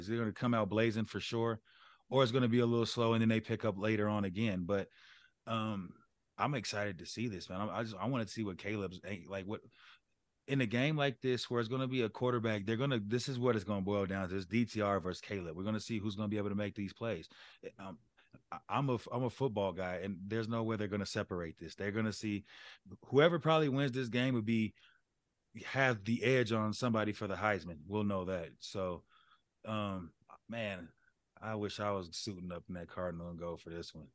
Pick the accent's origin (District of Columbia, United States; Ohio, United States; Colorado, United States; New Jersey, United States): Colorado, United States; moved away as an adult; I'm from Colorado